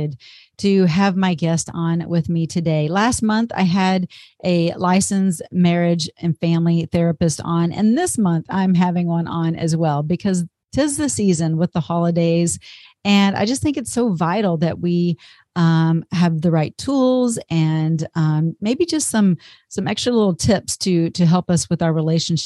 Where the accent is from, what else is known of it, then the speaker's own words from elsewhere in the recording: near Dallas, Texas, United States; not too far from my hometown, but outside of Dallas, Texas